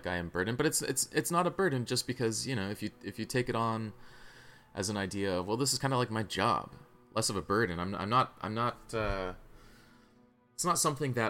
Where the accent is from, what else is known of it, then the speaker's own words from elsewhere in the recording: South Carolina, United States; now in Bay Area, United States; I'm from South Carolina, you know, my whole family's from over there